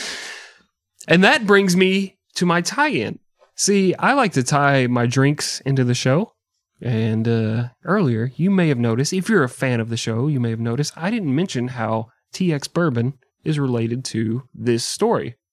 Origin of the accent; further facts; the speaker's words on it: Texas, United States; I'm from Texas